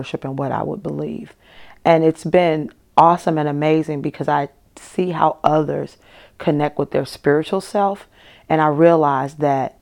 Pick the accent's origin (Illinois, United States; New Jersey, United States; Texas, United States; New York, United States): Illinois, United States; Chicago; I grew up in Chicago